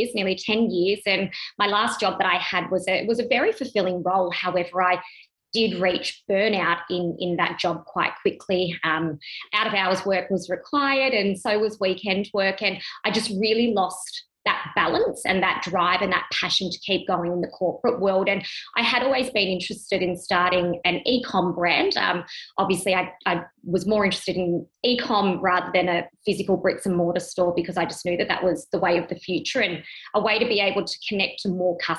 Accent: Melbourne, Victoria, Australia; moved away as an adult; now in Sydney, Australia; I'm from Sydney, Australia, originally born in Melbourne. Have been living in Sydney for the last 5 years.

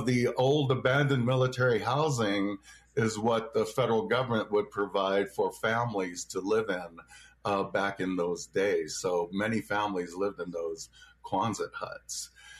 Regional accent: Tempe, Arizona, United States; moved away; So unfortunately, I wasn't able to grow up in my homelands. I grew up in Tempe, Arizona, which is where I am now at my parents' home visiting.

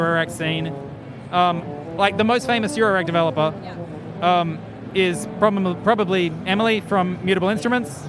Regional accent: Central Queensland, Australia; I grew up on a farm and I'm from Central Queensland originally

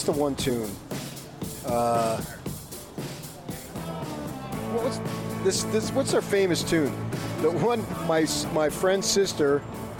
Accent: Northeast, United States; moved away; I was born in the Northeast

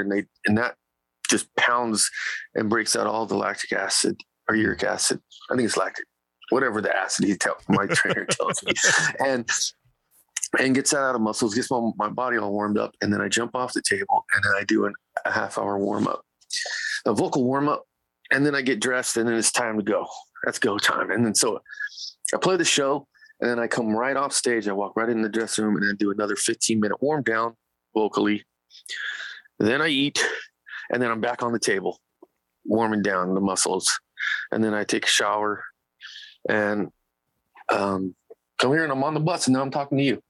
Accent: Bakersfield, California, United States; it's my hometown

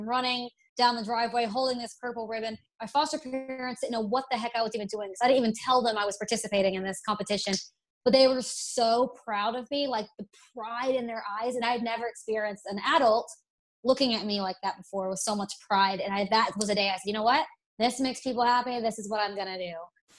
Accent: Alabama, United States; accent: Southern; See, I was raised in Alabama, went to college in Tennessee. I used to have the most Southern draw

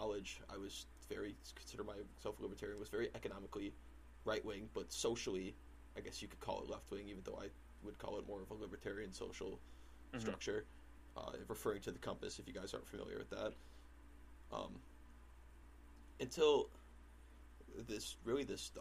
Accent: Waconia, Minnesota, United States; growing up in Waconia, Minnesota, I grew up with my father

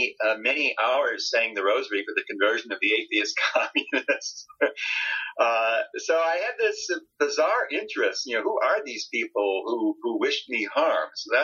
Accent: Chicago, Illinois, United States; I'm the exact same age as the baby boomers that I write about in my book. I grew up in Dr. Strangelove's America, as I like to say, on the south side of Chicago during the Cold War

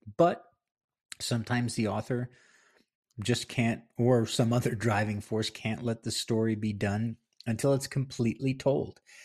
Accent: Palisades Park, New Jersey, United States; moved away as an adult; now in New Mexico, United States; I'm, was born and raised in Palisades Park

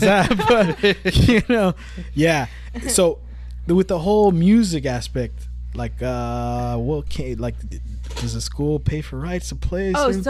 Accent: Richmond, California, United States

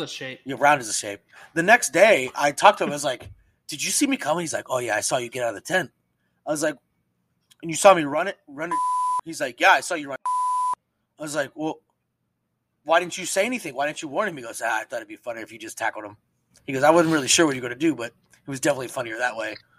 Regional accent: Pennsylvania, United States; moved away; I'm from Pennsylvania

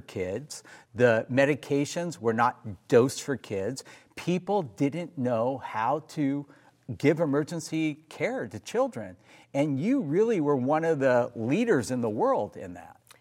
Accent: Los Angeles, California, United States; we grew up in Granada Hills, California. We were literally neighbors growing up.

